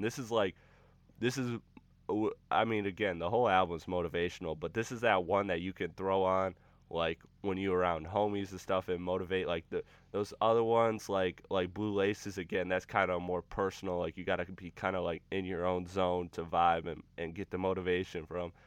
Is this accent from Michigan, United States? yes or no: yes; Michigan, United States; my home state, Michigan